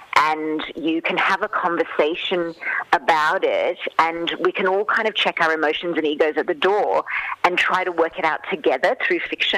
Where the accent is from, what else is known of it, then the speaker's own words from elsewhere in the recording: Canberra, Australian Capital Territory, Australia; also born or lived in Western Sydney; although I grew up in Canberra, I've spent so much of my life and my childhood and early adulthood in Western Sydney, where my extended family lived.